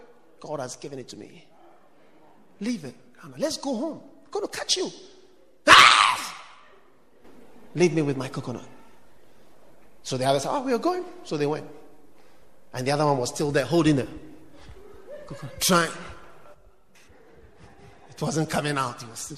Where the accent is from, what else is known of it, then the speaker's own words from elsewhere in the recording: Ghana; So I knew you from Ghana. So I'm also a Ghanaian.